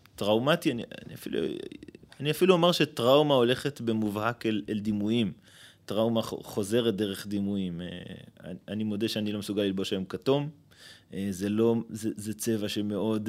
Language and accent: Hebrew; Ma'alot-Tarshiha, Northern District, Israel; now in Bat Ayin; גדלתי במועט... אה, אז בעיירת פיתוח מעלות